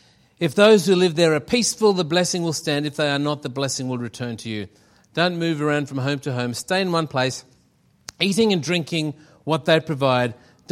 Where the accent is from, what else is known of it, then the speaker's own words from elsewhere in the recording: Shepparton, Victoria, Australia; Friends of ours in Shepparton, that's where we came from. That's what I was trying to say. We came from Shepparton.